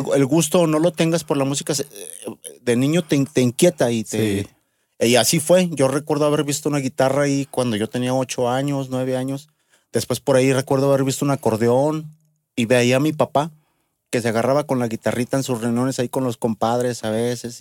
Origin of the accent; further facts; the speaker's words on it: Aguascalientes, Mexico; soy nacido aquí en Aguascalientes